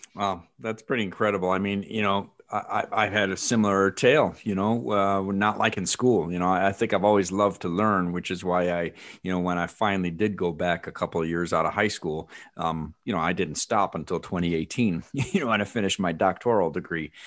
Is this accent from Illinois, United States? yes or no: yes; Illinois, United States; I'm from Illinois